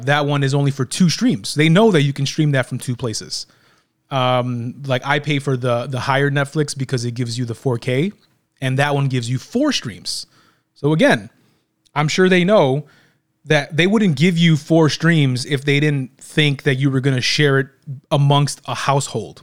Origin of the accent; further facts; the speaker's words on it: Illinois, United States; we're from Illinois